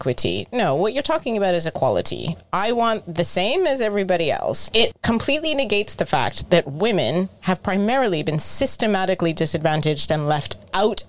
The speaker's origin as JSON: {"language": "English", "country": "United States", "said": "As an American"}